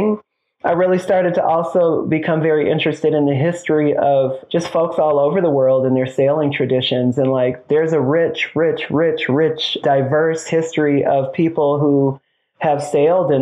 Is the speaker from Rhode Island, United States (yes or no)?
no; Detroit, Michigan, United States; moved away; I'm from Detroit. I'm a big city boy.